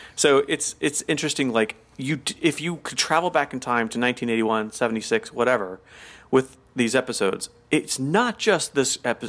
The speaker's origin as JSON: {"language": "English", "region": "the South", "country": "United States", "said": "I'm from the South where we take our time."}